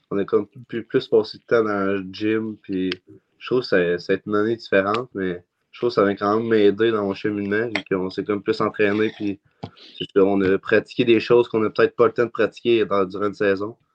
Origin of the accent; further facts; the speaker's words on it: Val-d'Or, Quebec, Canada; euh, euh, je viens de Val d'Or, je suis numéro 94 et foreur